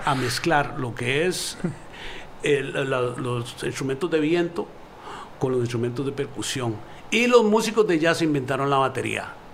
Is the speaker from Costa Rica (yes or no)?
yes; Costa Rica; moved away; also born or lived in New York; mi carrera empieza humildemente un en mi país de natal, Costa Rica